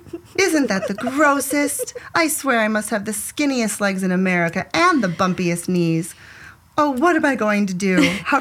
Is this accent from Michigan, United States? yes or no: yes; Ann Arbor, Michigan, United States; I grew up in Ann Arbor